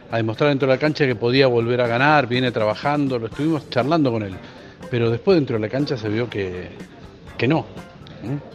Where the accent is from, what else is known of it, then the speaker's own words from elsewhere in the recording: Argentina; Nosotros como únicos argentinos